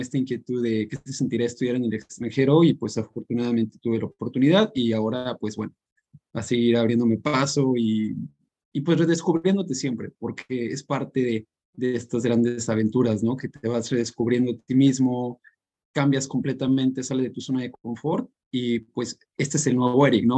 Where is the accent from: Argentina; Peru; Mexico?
Mexico; San Luis Potosí; moved away as an adult; now in York, United Kingdom; soy de San Luis y hace dos años me vine aquí a York a vivir